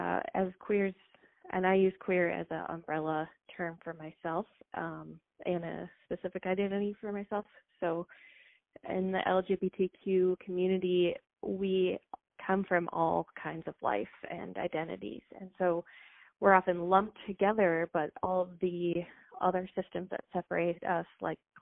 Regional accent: Minneapolis, Minnesota, United States; I grew up in Northeast Minneapolis

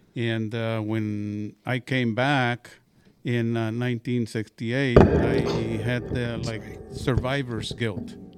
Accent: Pecos, Texas, United States; I grew up in, uh, Pecos, Texas

